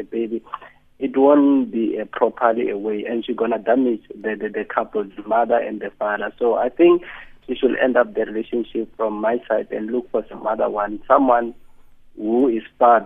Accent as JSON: {"language": "English", "region": "Gauteng", "country": "South Africa", "moved": "yes", "said": "I'm original from Gauteng"}